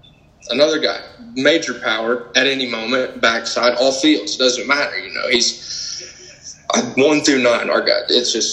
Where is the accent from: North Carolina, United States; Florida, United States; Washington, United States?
Florida, United States; Arcadia; I'm from Arcadia, and it's inland, not anywhere really close to the coast, about 30, 45 minutes to an hour from the coast in any direction.